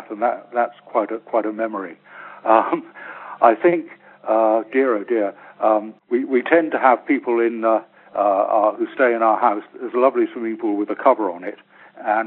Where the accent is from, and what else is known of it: England, United Kingdom